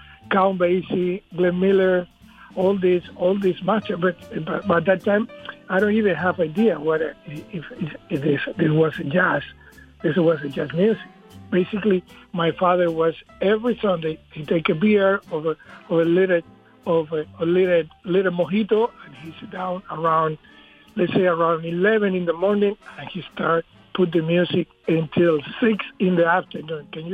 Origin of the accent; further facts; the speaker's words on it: Camagüey, Cuba; English is a second language; moved away; I start in the school of art of my hometown